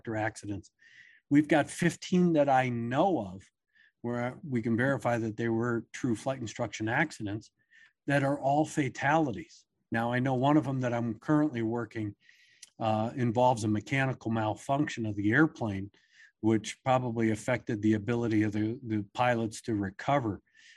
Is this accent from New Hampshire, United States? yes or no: no; Maryland, United States; I grew up on the East Coast in Maryland